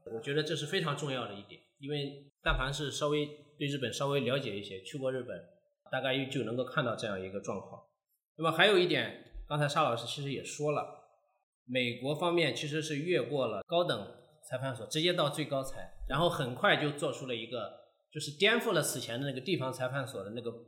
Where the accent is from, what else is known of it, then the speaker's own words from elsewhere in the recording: China; also born or lived in Nagoya, Japan; 日本方面一看我是中国的身份，就拒绝